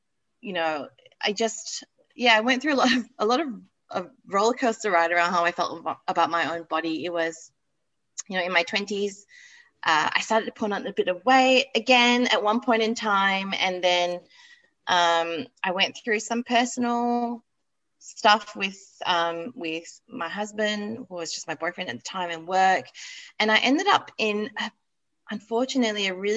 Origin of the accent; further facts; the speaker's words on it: Malaysia; now in Australia; I grew up in Malaysia